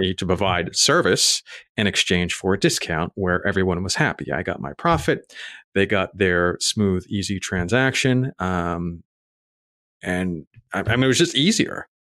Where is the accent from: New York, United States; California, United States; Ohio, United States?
New York, United States; New York City; moved away as an adult; also born or lived in Raleigh, North Carolina; I grew up in Staten Island, New York